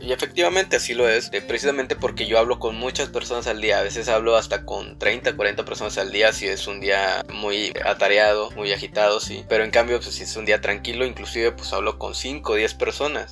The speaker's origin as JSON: {"language": "Spanish", "town": "Monterrey", "region": "Nuevo León", "country": "Mexico", "said": "sí, somos de, somos de Monterrey. Somos una pareja de Monterrey."}